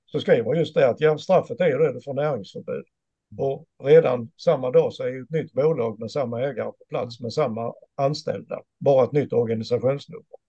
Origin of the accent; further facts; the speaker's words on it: Sweden; jag som svensk enkel medborgare